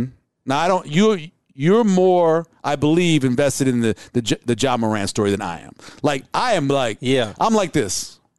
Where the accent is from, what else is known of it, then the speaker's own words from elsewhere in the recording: New Orleans, Louisiana, United States; moved away; also born or lived in Monroe, Louisiana; as a light-skinned African-American growing up in New Orleans